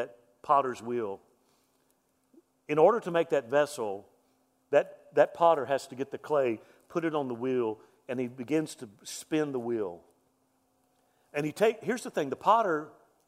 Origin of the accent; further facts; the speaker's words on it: Deep South, United States; I'm from Deep South.